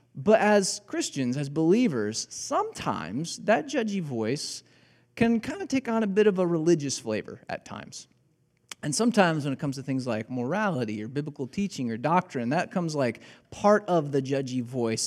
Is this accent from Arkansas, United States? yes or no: no; Illinois, United States; moved away as an adult; also born or lived in Joplin, Missouri; I grew up in Illinois. I learned how to drive in Illinois